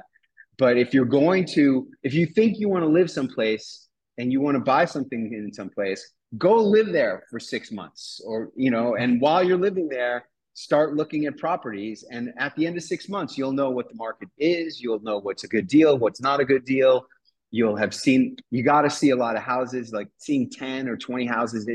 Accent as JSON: {"language": "English", "town": "New York City", "region": "New York", "country": "United States", "tie": "born or raised there", "moved": "as an adult", "lives_now": "Acapulco, Mexico", "said": "I'm a native New Yorker. I grew up in New York City in Midtown Manhattan."}